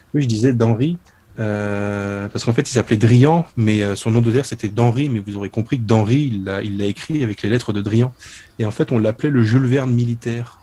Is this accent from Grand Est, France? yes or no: yes; Souilly, Grand Est, France; chez moi, à Souilly